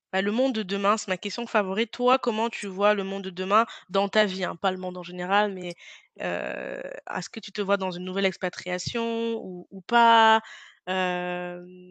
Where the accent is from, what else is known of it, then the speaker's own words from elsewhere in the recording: France; quand on vient de France